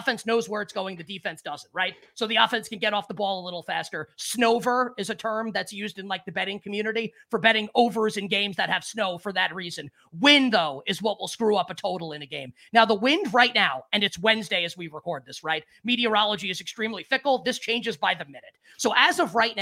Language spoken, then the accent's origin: English; New York, United States; I am a New Yorker, like through and through.